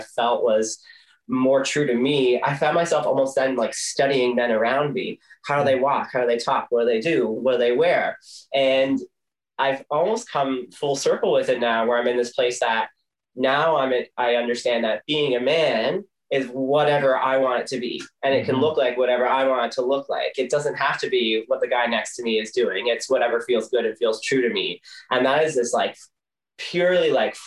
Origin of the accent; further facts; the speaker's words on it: Corner Brook, Newfoundland and Labrador, Canada; I grew up in Cornerbrook